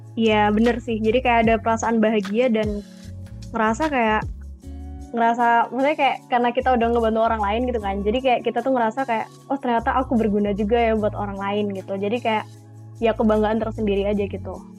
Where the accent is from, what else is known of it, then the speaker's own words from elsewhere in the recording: Sidoarjo, East Java, Indonesia; moved away as an adult; now in Malang, Indonesia; Aku sebenarnya asalnya dari Sidoarjo, cuma lagi ambil kuliah di Malang